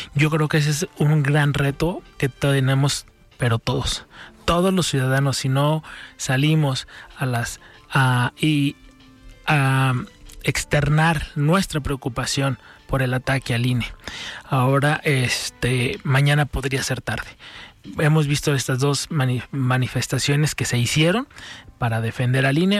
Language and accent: Spanish; Mexico; todos somos mexicanos